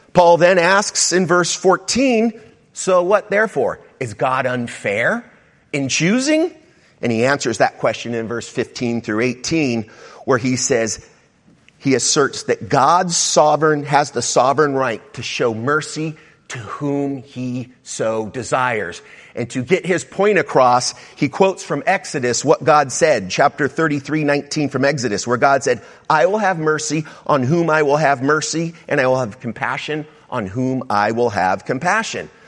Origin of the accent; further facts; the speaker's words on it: South Bay, California, United States; I grew up in the South Bay